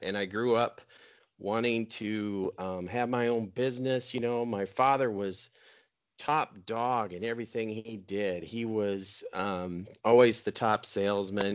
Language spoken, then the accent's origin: English; Minnesota, United States; I grew up water skiing in Minnesota